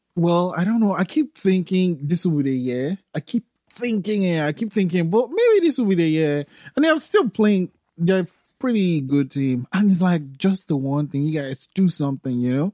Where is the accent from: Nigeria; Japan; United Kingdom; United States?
Nigeria; Lagos; also born or lived in Cape Town, South Africa; now in Halifax, Canada; I grew up in Lagos